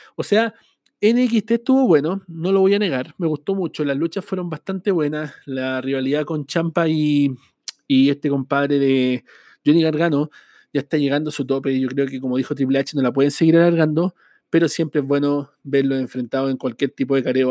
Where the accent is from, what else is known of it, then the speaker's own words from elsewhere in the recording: Chile; Yo soy de Chile